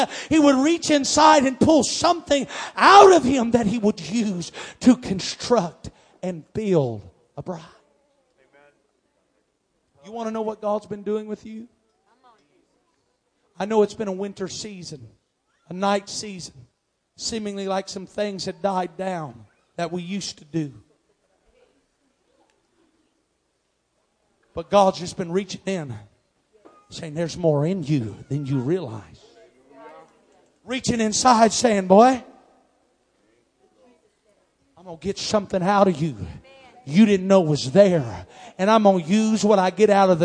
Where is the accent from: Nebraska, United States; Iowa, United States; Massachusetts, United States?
Iowa, United States; we're from Iowa